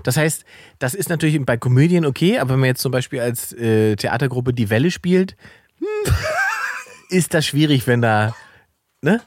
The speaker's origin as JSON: {"language": "German", "town": "Salzwedel", "region": "Saxony-Anhalt", "country": "Germany", "tie": "born or raised there", "said": "meiner Heimatstadt Salzwedel, da wo ich ursprünglich mhm. herkomme"}